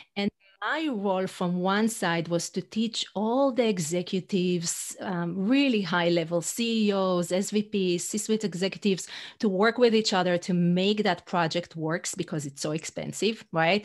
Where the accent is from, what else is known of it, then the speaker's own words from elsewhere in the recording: Israel; English is a second language; moved away as an adult; also born or lived in New York City; now in North Carolina, United States; I'm originally from Israel, uh, but I live in the U S for fifteen years